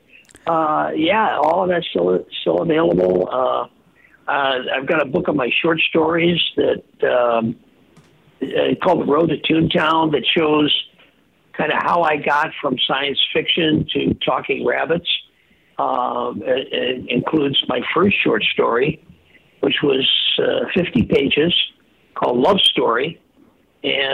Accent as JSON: {"language": "English", "town": "Earlville", "region": "Illinois", "country": "United States", "tie": "born or raised there", "moved": "yes", "said": "I went back to my hometown in Earlville"}